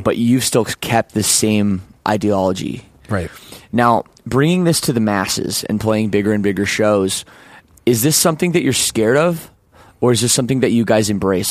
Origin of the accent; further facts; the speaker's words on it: Toronto, Ontario, Canada; where I grew up too in Toronto